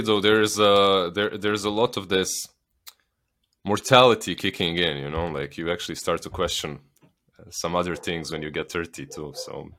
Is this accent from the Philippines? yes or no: no; Bosnia & Herzegovina; accent: Slavic; moved away as an adult; I'm from Bosnia. I lived there, like, until I was, uh, un, until I pretty much started doing this